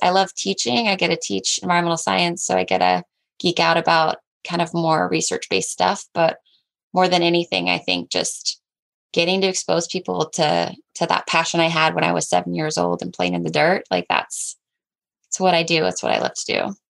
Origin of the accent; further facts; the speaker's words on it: Southwest Washington, United States; I grew up in Southwest Washington, um, three and a half acres